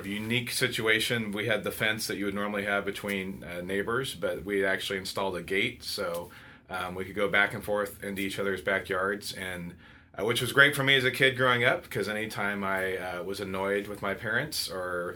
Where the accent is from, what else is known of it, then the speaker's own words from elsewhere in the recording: Fresno, California, United States; also born or lived in Santa Clara, California; I grew up in Fresno, California.